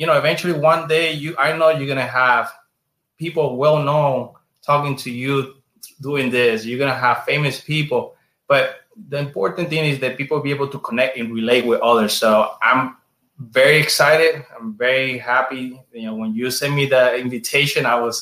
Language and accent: English; San Germán, Puerto Rico; English is a second language; moved away as an adult; also born or lived in Chicago, United States; now in Orlando, United States; I'm from San Germán